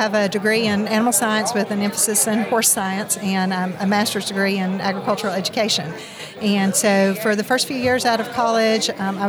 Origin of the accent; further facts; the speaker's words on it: Bledsoe County, Tennessee, United States; I grew up in Bledsoe County in southeast Tennessee.